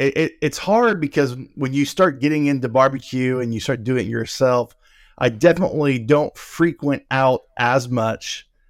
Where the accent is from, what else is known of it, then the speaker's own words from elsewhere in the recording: Oklahoma City, Oklahoma, United States; Home is Oklahoma City. That's okay. Born and raised. Now I've lived in different states, but that's home base.